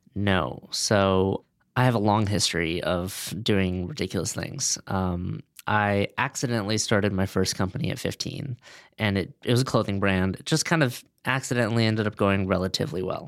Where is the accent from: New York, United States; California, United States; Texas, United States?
California, United States; Los Angeles; also born or lived in Boston; I grew up in Westwood, right next to UCLA.